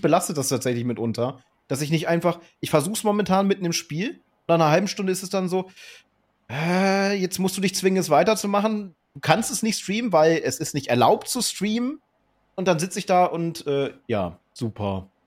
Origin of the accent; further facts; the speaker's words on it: Germany; ich natürlich als Deutscher